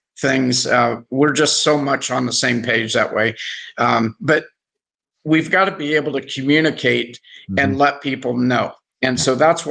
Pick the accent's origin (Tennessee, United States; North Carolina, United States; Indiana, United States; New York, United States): Indiana, United States; I'm from Indiana, so you know we live and breathe basketball there in Indiana as well.